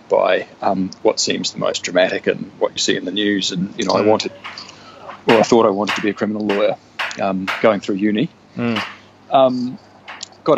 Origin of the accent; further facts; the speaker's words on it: New Zealand; also born or lived in New South Wales, Australia / Europe; now in Brisbane, Australia; I was born in New South Wales but moved to New Zealand when I was two